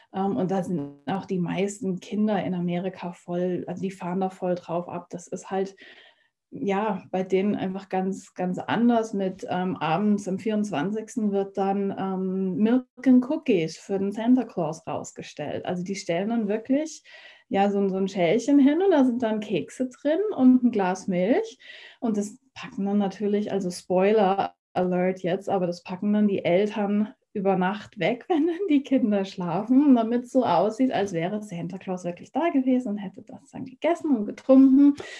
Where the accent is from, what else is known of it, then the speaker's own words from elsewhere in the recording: Germany; moved away as an adult; now in United States; Ich bin ja hier in Deutschland ja quasi aufgewachsen